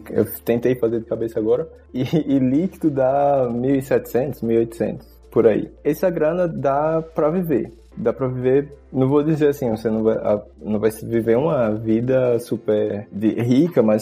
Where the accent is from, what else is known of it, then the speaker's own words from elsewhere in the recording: Northeast Region, Brazil; now in Austria; Eu, eu especialmente, sou nordestino, eu sei que o sotaque nordestino é forte